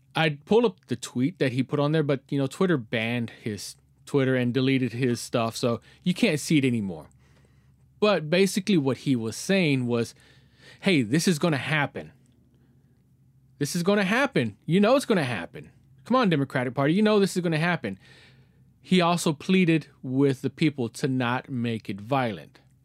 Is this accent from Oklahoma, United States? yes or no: no; Texas, United States; I'm in my hometown t, in Texas